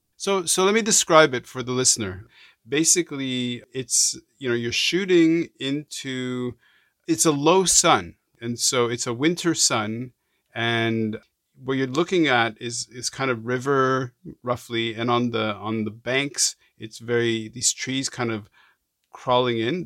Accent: Montreal, Quebec, Canada; I'm from Montreal. I grew up in Montreal

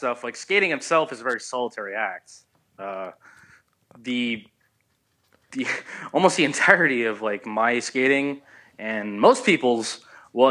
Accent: Southern California, United States; I grew up in Southern California

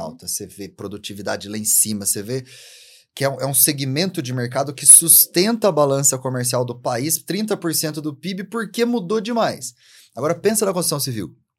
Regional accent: interior of São Paulo, Brazil; eu lembro quando era criança, né? eu sou do interior de São Paulo

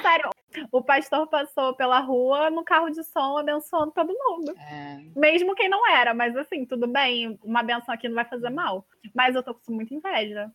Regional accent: Rio de Janeiro, Brazil; Eu sou do Rio de Janeiro

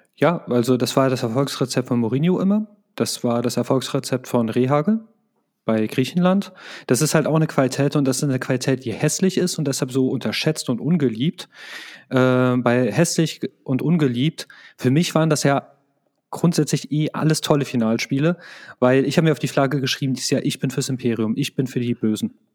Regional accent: Germany; Wir sind ja auch Deutsche.

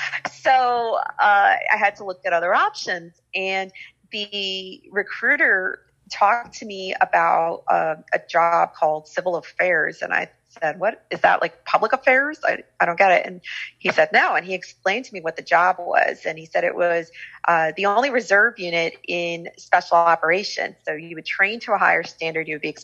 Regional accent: New York, United States; Well, I grew up in the New York City area.

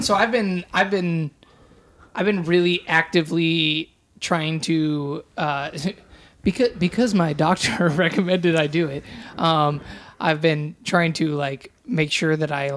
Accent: San Diego, California, United States; moved away; I'm from San Diego

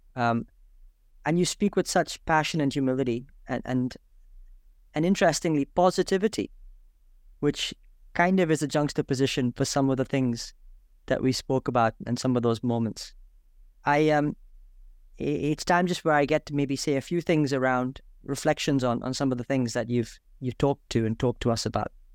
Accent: India; I'm from India

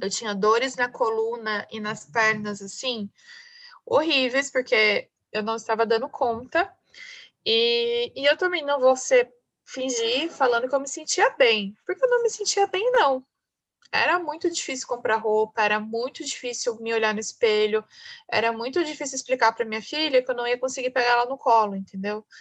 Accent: Pindamonhangaba, São Paulo, Brazil; moved away as an adult; now in São Paulo, Brazil; eu sou do interior de São Paulo, sou de Pindamonhangaba, estou em Pindamonhangaba hoje, porque eu estou voltando para minha cidade natal

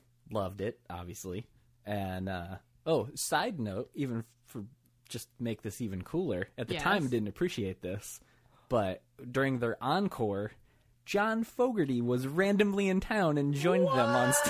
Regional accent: Michigan, United States; But I grew up in Michigan.

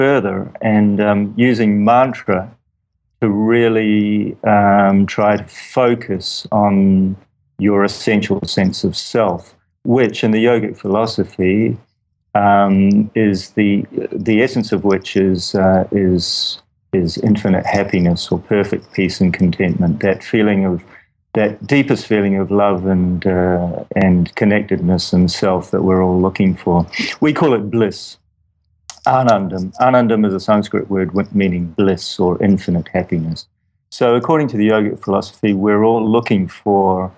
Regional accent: Wellington, New Zealand; New Zealand, Wellington, New Zealand

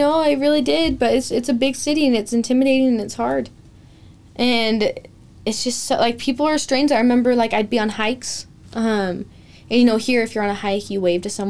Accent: Pocatello, Idaho, United States; also born or lived in Los Angeles; I'm from Pocatello

